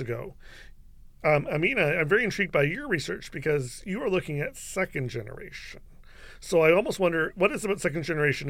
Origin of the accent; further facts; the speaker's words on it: London, Ontario, Canada; I was born here in London, Ontario, um, so I feel very much here at home in southwestern Ontario.